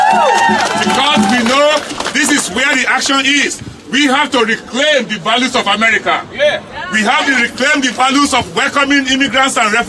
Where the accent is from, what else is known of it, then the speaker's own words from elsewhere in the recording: Nigeria; moved away as an adult; now in United States; I'm an immigrant from Nigeria